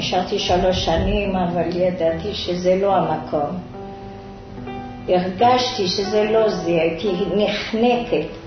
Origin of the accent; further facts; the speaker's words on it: Rabat, Rabat-Salé-Kénitra, Morocco; moved away as an adult; also born or lived in France; now in Ashdod, Israel; אני נולדתי במרוקו, ברבת.